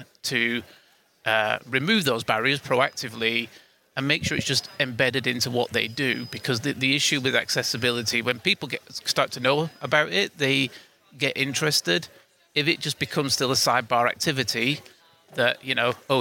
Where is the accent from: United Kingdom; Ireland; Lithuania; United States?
United Kingdom; I'm from the UK, as you can probably tell with my accent